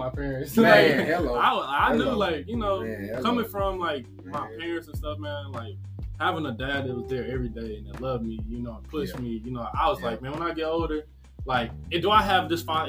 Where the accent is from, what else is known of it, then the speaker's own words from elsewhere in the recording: Nashville, Tennessee, United States; I'm coming from Graymore. I'm coming from Maplewood